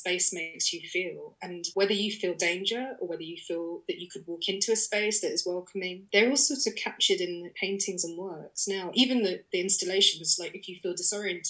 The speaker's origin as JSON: {"language": "English", "region": "London", "country": "United Kingdom", "said": "I'm a Londoner"}